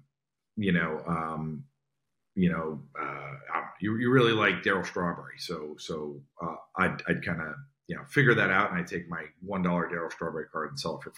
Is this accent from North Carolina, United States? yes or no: no; northern New Jersey, United States; I grew up in New Jersey, and I still live in New Jersey, northern New Jersey, right outside New York